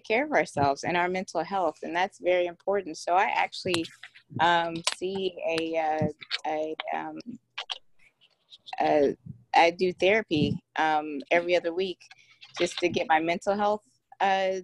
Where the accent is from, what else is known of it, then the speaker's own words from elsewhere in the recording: Houston, Texas, United States; I'm from Houston, Texas